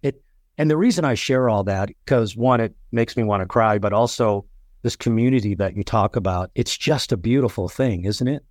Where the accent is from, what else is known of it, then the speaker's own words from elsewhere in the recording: Chicago, Illinois, United States; moved away; also born or lived in Colorado; I was born in Chicago